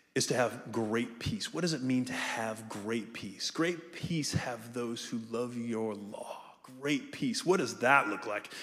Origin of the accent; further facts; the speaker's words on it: Ohio, United States; also born or lived in Melbourne, Florida; now in Jacksonville, United States; I'm from Jacksonville. I'm from Ohio originally.